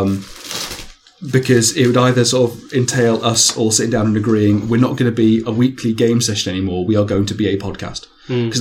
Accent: England, United Kingdom; we're English.

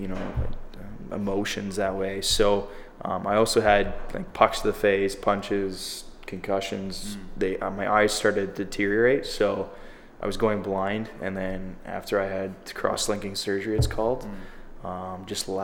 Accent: Oakwood, Ontario, Canada; now in Toronto, Canada; I'm actually originally from Linton, like Oakwood, Ontario, it's called. So about 900 people. It's in the Kawartha Lakes.

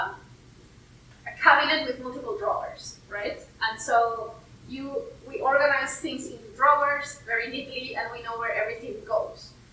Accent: Peru; now in West Virginia, United States; I'm originally from Peru

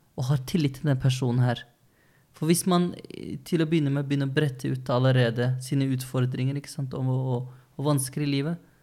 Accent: Løten, Innlandet, Norway; moved away; also born or lived in Oslo; Jeg vokste opp på Løten. Alle kjente hverandre. Ja, det var før vi flyttet til Oslo da, 2009

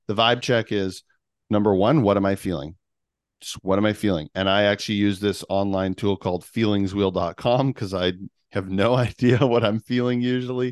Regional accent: Canada; I'm Canadian

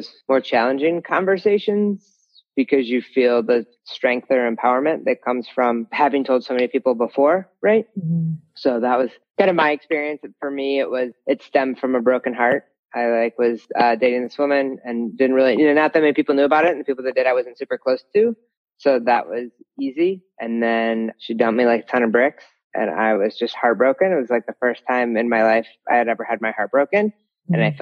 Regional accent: Ohio, United States; moved away as an adult; also born or lived in Colorado; I grew up in Ohio

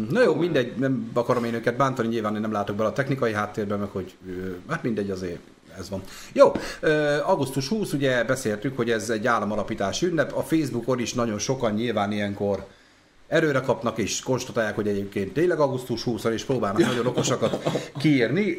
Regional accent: Debrecen, Hajdú-Bihar, Hungary; nálunk itt Debrecenben

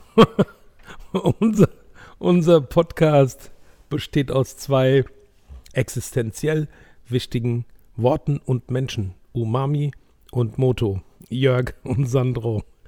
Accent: Germany; wir als Deutsche

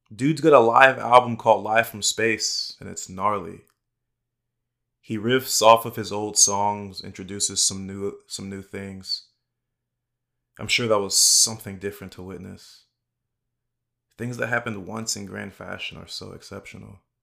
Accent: Dallas, Texas, United States; growing up in Dallas, North Dallas specifically

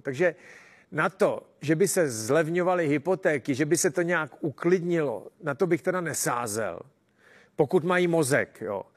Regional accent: Czechia

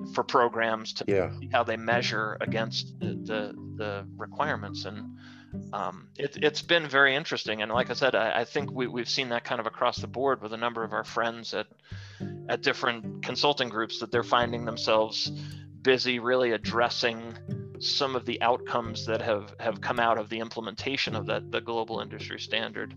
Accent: Long Island, New York, United States; moved away as an adult; also born or lived in Colorado; I was born and raised in New York, and um, grew up on Long Island, and then headed west to go to the Colorado School of Mines

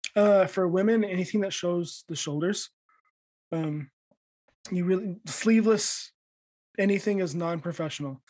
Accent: United States; now in Japan; as an American

